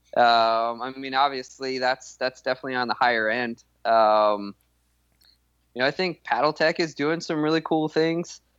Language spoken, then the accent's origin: English; Lafayette, Colorado, United States; moved away as an adult; also born or lived in San Diego; now in Texas, United States; I grew up in Colorado, uh, in a town called Lafayette, which is this town just south of Longmont